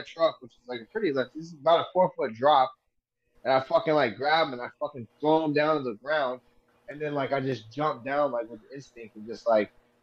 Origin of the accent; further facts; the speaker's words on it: Bakersfield, California, United States; I grew up in Bakersfield